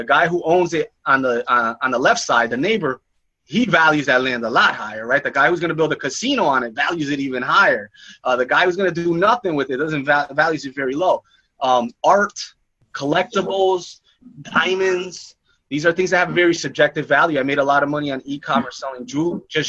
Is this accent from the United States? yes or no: yes; New York, United States; I grew up in New York